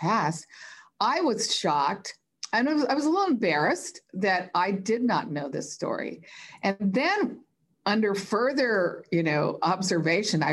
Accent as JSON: {"language": "English", "town": "Los Angeles", "region": "California", "country": "United States", "tie": "born or raised there", "said": "growing up in Los Angeles"}